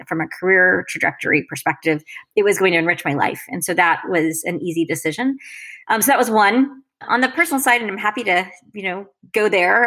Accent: Florida, United States; moved away as an adult; also born or lived in Massachusetts / Paris / Washington D.C. / London; I grew up in in Florida, an only child

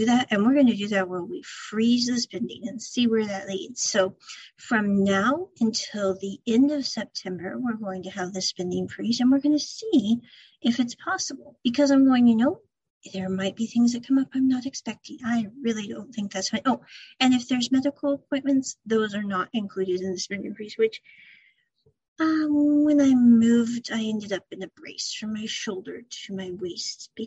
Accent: Midwest, United States; moved away as an adult; now in Japan; when I was growing up as a kid and as a young adult, I came from the Midwest part of the US

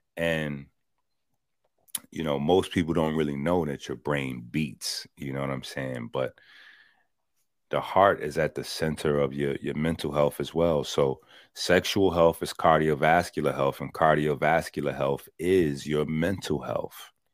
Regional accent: New York City, New York, United States; I'm from the Bronx

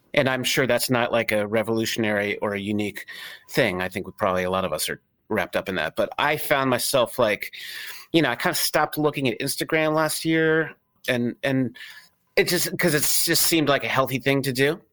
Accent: Connecticut, United States; also born or lived in San Francisco; now in Philadelphia, United States; where I grew up in Connecticut

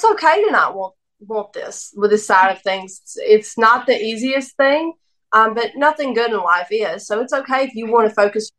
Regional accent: the South, United States; I'm from the South

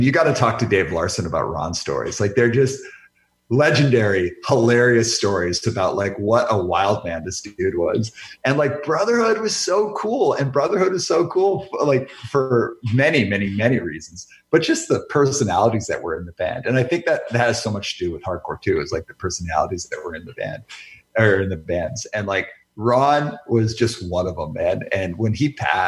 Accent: Calgary, Alberta, Canada; moved away; also born or lived in Vancouver; I grew up in Calgary, Alberta. So like by the time I moved out to Vancouver

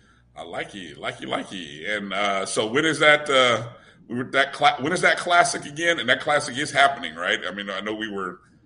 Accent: Indianapolis, Indiana, United States; born or raised there

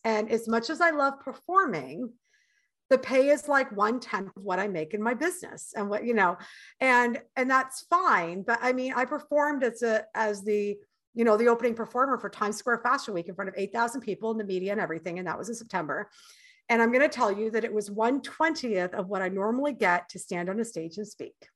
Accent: Canada; moved away as an adult; now in United States; I'm Canadian and I've already lived in your country for seven years

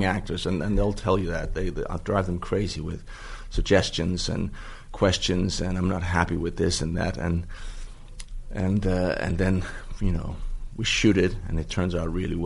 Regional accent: Denmark; I'm from Denmark

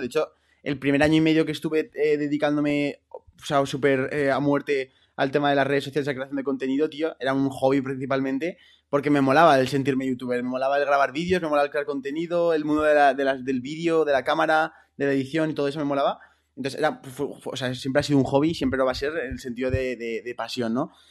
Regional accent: Zaragoza, Aragon, Spain; estuve en la selección aragonesa de fútbol, que yo soy de Zaragoza

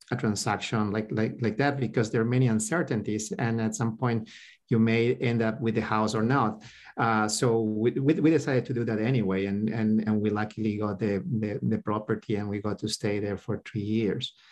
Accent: Peru; moved away as an adult; now in Texas, United States; we came here to the U.S. about like 14 years ago. Uh, so we spent most our lives in, in Peru. We did um, uh, school, high school, and uh, college and medical school in Peru.

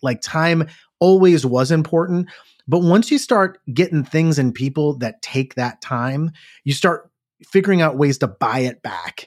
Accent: Cleveland, Ohio, United States; Growing up in Cleveland, it's like, am I ten minutes from the factory

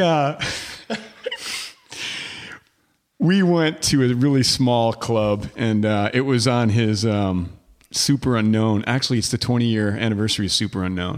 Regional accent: Detroit, Michigan, United States; also born or lived in Plymouth, Michigan / Canton, Michigan / Upper Peninsula, Michigan; I grew up in Detroit, um, uh, in, uh, well, in the city at first, and then it moved to, to the suburbs, you know, Plymouth, Canton, outside of Ann Arbor

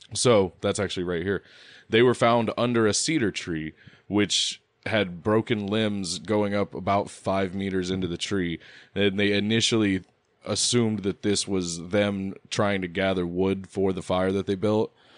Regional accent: United States; I'm American

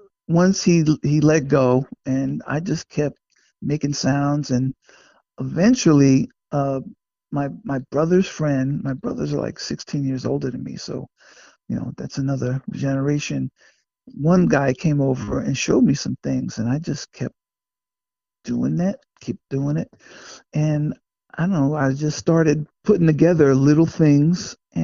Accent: Passaic, New Jersey, United States; born or raised there

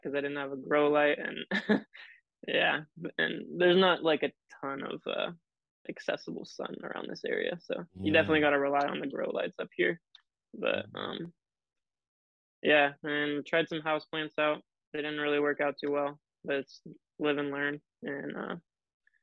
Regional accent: Bellingham, Washington, United States; born and raised in Bellingham.

